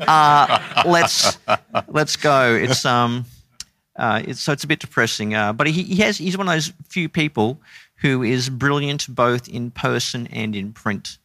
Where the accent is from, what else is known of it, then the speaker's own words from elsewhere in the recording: Brisbane, Queensland, Australia; I grew up in Brisbane in a, uh, non-Christian home